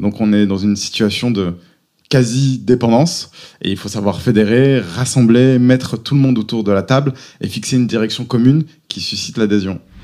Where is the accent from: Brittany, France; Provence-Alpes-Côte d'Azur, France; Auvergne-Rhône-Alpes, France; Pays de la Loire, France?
Auvergne-Rhône-Alpes, France; moved away as an adult; also born or lived in Paris / United States / Lille; J'ai grandi en Auvergne.